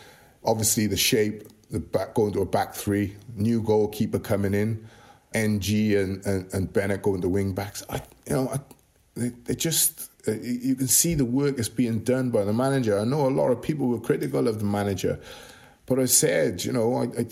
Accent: Welsh, Wales, United Kingdom; being Welsh

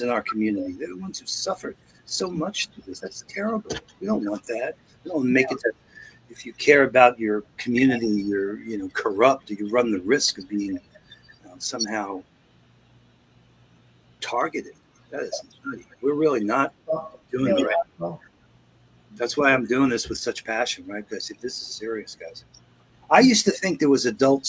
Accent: New York, United States; moved away; also born or lived in Seattle; I grew up in New York

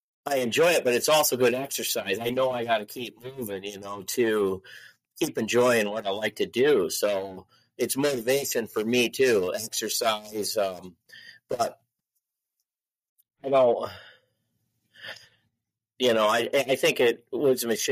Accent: Michigan, United States; moved away as an adult; now in Iowa, United States; I grew up in Michigan

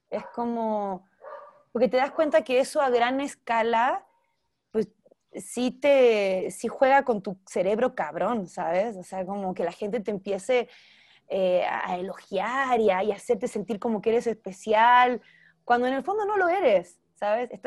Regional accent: Argentina; now in Mexico; porque aquí vivo, pero ya pues aprovechar mucho más el mercado chileno y argentino, que también es de donde soy.

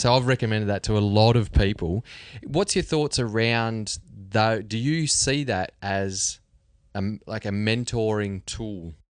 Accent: Australia; We're all Aussies

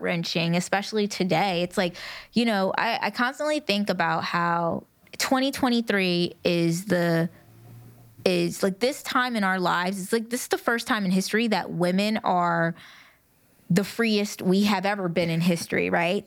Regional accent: United States; I'm a Black American woman mm. raised by a Black American woman

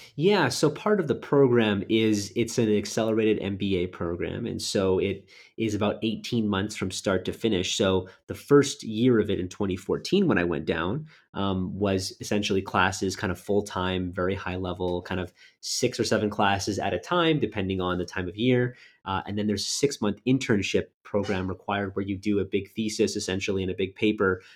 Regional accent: Winnipeg, Manitoba, Canada; moved away as an adult; also born or lived in Halifax, Nova Scotia; originally born and raised in Winnipeg, Manitoba

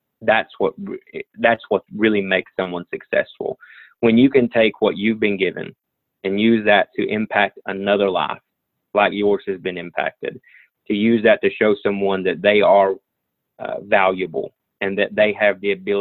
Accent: Southwest Virginia, United States; I'm from Southwest Virginia, so everybody calls this coal country

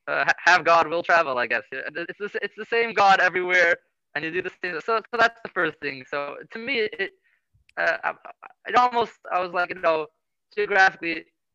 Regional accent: Rancho Mirage, California, United States; I grew up in California. If anybody ever heard of Rancho Mirage, or maybe more people would be more familiar with Palm Springs, which is about 2 hours east of Los Angeles, not southeast a bit.

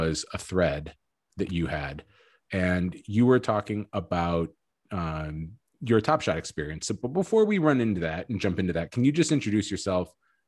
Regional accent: Chicago, Illinois, United States; I'm from Chicago

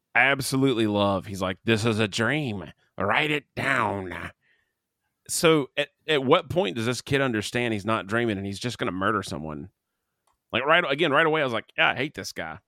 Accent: Canada; I'm Canadian

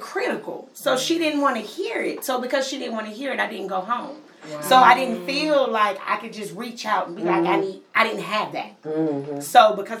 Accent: Pennsylvania, United States; moved away; I'm from Pennsylvania

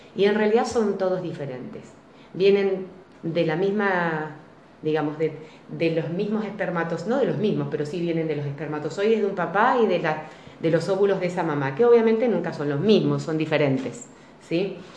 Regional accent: General Alvear, Argentina; me fui a trabajar a mi lugar de origen, General Alvear, que es de donde yo vengo

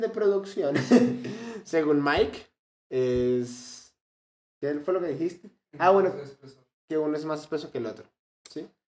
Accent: Venezuela; Aquí en Venezuela no decimos curvilínea, sino decimos pepiada

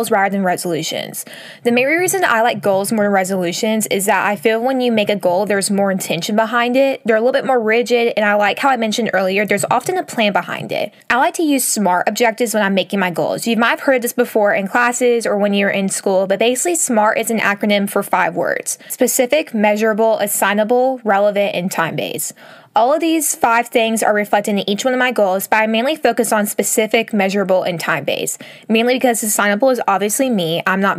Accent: Texas, United States; moved away as an adult; now in Alabama, United States; I'm currently in my hometown where I grew up. I've been here since Thanksgiving and just kind of spent the holiday season working from here rather than traveling back and forth from Texas to Alabama

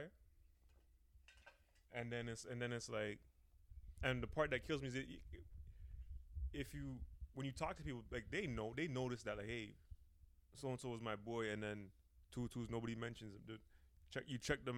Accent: Toronto, Ontario, Canada

